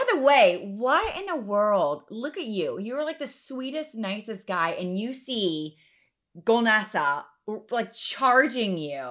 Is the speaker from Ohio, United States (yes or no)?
yes; Ohio, United States; I'm from Cowland in Ohio